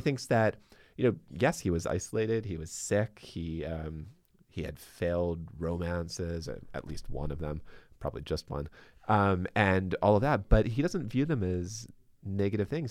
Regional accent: Baltimore, Maryland, United States; now in Boston, United States; I'm originally from Baltimore

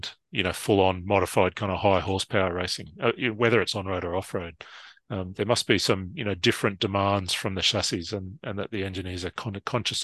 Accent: Australia; somewhere like Australia, where, you know, we could spend 20 hours in the car to get from, you know, my hometown to a race in Melbourne

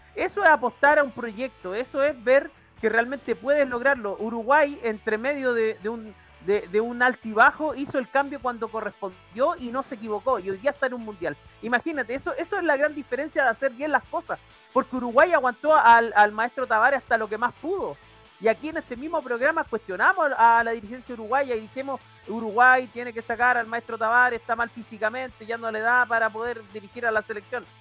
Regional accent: Chile; como soy chileno

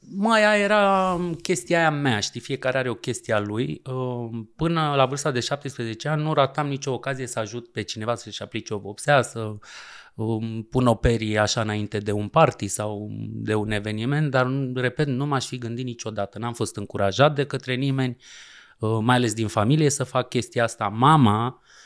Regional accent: Romania; moved away as an adult; also born or lived in France; noi, ca români

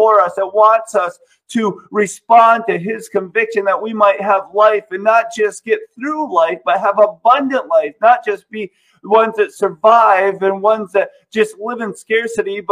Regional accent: United States; we live, in my opinion, in the greatest country ever because we have all of these freedoms.

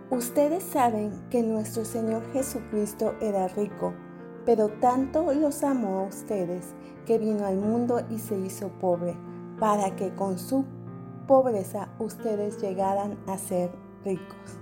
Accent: Tabasco, Mexico; Soy de Tabasco, México

